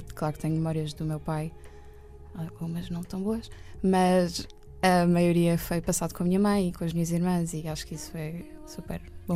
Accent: Oeiras, Lisbon, Portugal; also born or lived in Benfica, Lisbon / Estoril; Eu fui viver para Oeiras com a minha mãe

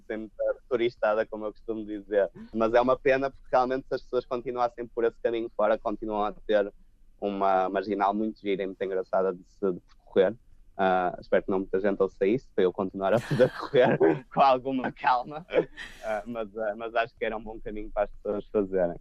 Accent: Portugal; moved away as an adult; also born or lived in Porto / Lisbon; now in London, United Kingdom; Portugal eh, é o nosso país, será sempre a nossa casa

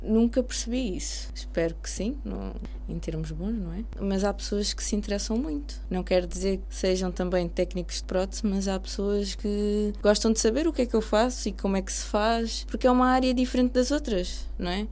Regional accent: Almada, Setúbal, Portugal; eu cresci, nasci e cresci em Almada, no bairro do Raposo

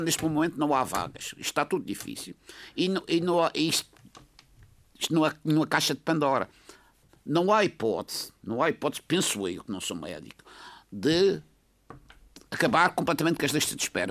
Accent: Portugal; como português

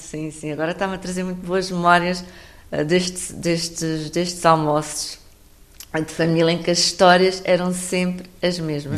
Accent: Alentejo, Portugal; sou, sou do Alentejo

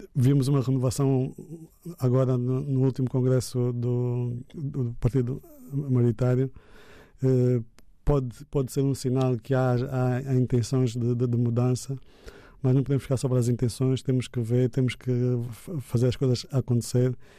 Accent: Angola; somos angolanos

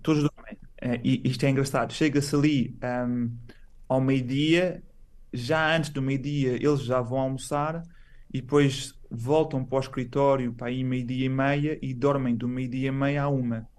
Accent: Portugal; moved away as an adult; also born or lived in Setúbal / Barcelona, Spain / Milan, Italy; now in China; Fora de Portugal ah, já estou desde 2009

